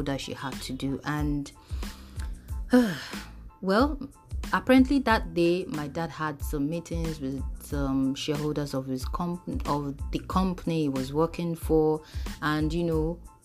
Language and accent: English; Mushin, Lagos, Nigeria; I was born in Mushin local government area